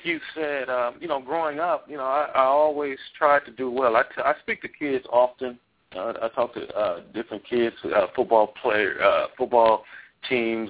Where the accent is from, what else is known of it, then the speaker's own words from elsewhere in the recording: Los Angeles, California, United States; I grew up in Los Angeles too